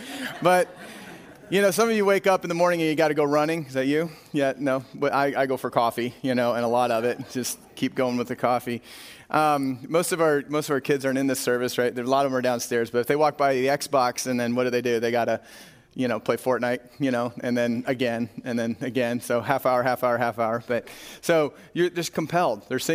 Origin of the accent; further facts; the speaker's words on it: Corsica, South Dakota, United States; We drove north to Corsica, South Dakota, one of my hometown growing up.